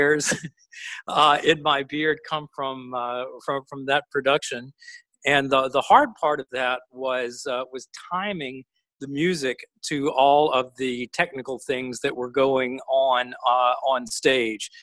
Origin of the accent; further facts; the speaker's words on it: Montgomery, Alabama, United States; also born or lived in Princeton, New Jersey; I was a Southern boy from Montgomery, Alabama